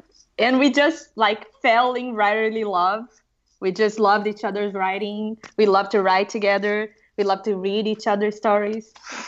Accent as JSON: {"language": "English", "country": "Brazil", "said": "If you want to call me the way Brazilians call me, it's … But anyway, I'm a Brazilian screenwriter"}